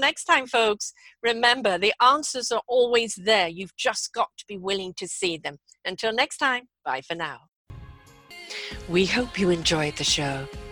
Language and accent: English; England, United Kingdom; I'm English